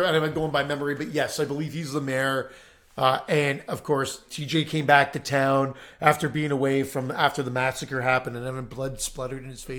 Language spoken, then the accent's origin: English; Pennsylvania, United States; I'm from Pennsylvania.